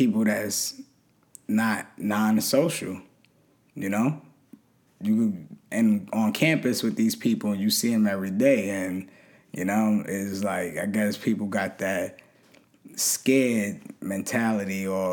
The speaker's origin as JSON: {"language": "English", "town": "New York City", "region": "New York", "country": "United States", "tie": "born or raised there", "said": "just a poor kid from Brooklyn"}